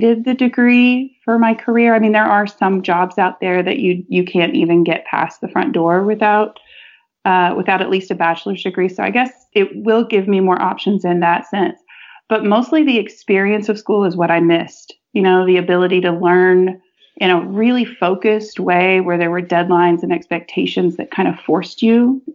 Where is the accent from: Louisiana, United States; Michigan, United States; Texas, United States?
Texas, United States; I was born and raised in Texas